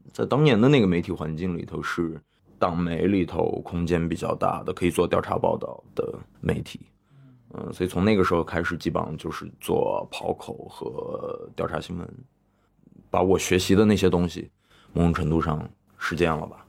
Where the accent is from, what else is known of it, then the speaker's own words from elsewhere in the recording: Xining, Qinghai, China; moved away; First这个电影节每年在西宁办嘛，然后我因为又是在那个地方从小长大的 所以有一些故乡情节，还有一些故土情节